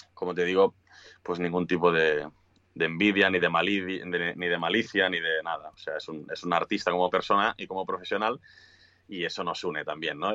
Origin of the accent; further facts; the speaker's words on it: Sabadell, Catalonia, Spain; also born or lived in Cinctorres; somos muchos de Sabadell